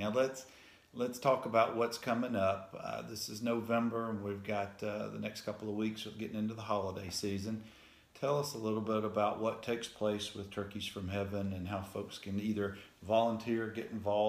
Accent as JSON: {"language": "English", "town": "Dothan", "region": "Alabama", "country": "United States", "tie": "born or raised there", "said": "Dothan, Alabama, which is in the Wiregrass, the southeast part of the state, my hometown."}